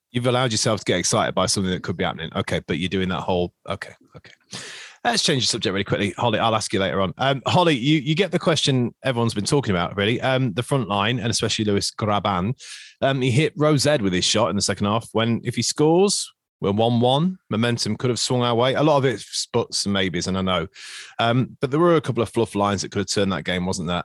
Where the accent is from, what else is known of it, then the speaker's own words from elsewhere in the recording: Nottingham, East Midlands, United Kingdom; accent: Nottingham; that's the most Nottingham my accent ever sounds